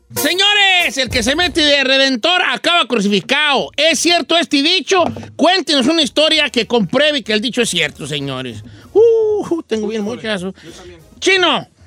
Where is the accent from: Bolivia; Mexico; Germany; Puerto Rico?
Mexico; now in United States; en México, en mi rancho